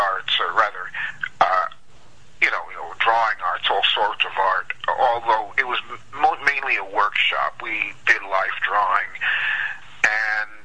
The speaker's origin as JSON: {"language": "English", "region": "New York", "country": "United States", "tie": "born or raised there", "moved": "as an adult", "lives_now": "Los Angeles, United States", "said": "When I was growing up in New York"}